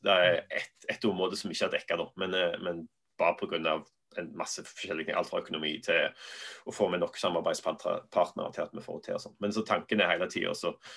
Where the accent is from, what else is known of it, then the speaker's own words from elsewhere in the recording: Norway; moved away as an adult; also born or lived in Sandnes / Belfast / England / United States; var vi litt hjemme i Norge